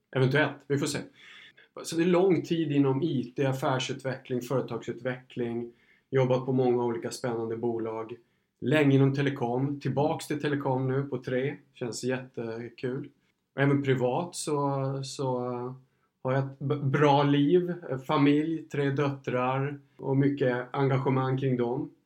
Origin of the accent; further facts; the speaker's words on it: Gotland, Sweden; moved away; som gotlänning